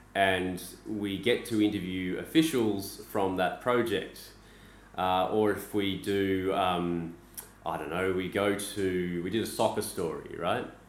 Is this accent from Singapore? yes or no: no; Australia; moved away as an adult; now in Beijing, China; I'm Australian